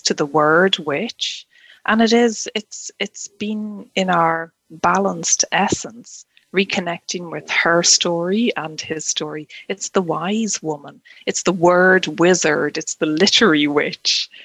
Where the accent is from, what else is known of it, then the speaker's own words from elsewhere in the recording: Ireland; moved away as an adult; now in Scotland; native to me as Irish, you know, born and bred and living in Ireland, yeah, and now in Scotland